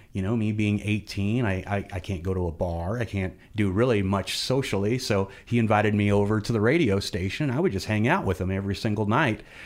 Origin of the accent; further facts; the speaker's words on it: Fayette, Missouri, United States; also born or lived in Kansas City / Glasgow, Missouri / New Franklin; now in Jefferson City, United States; I grew up in Fayette. I went to, uh, I went to grade school in Glasgow